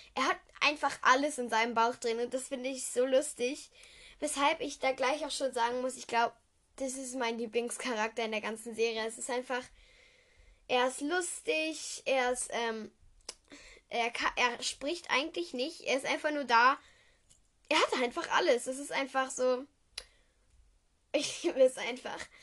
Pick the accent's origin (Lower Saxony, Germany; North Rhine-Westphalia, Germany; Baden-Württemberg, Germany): North Rhine-Westphalia, Germany; Düsseldorf; komme ich aus Düsseldorf